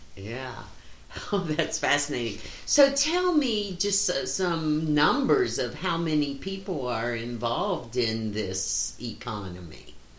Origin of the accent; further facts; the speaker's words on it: West Virginia, United States; moved away; growing up in West Virginia